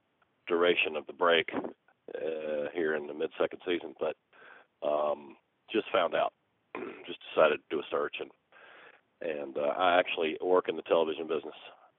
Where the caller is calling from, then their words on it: Atlanta, Georgia, United States; I'm calling from Atlanta, Georgia.